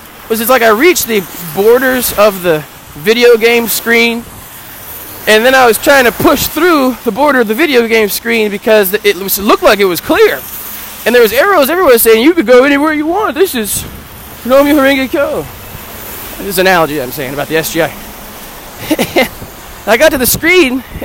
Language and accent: English; United States; I'm American